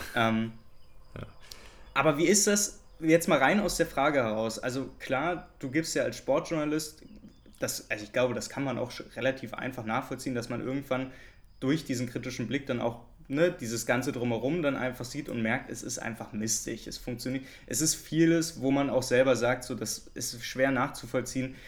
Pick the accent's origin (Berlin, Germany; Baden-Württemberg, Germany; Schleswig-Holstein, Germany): Berlin, Germany; weil ich Köpenicker bin oder besser Friedrichshagener